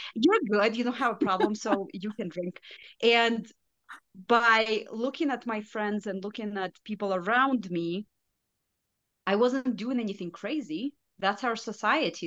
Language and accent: English; Belarus; first language Russian; English is a second language; moved away as an adult; now in United States; I am from Belarus, so it's a small country in Eastern Europe